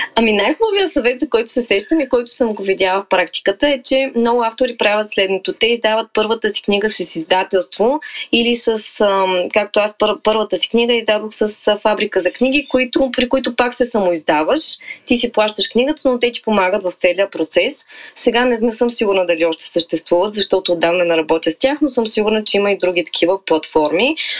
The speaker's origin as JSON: {"language": "Bulgarian", "town": "Varna", "region": "Varna Province", "country": "Bulgaria", "tie": "born or raised there", "also_born_or_lived": "Balchik", "said": "аз съм живяла, съм родена във Варна, живяла съм в Бълчик известно време, после се преместихме цялото семейство във Варна и съм била много близо до морето като дете"}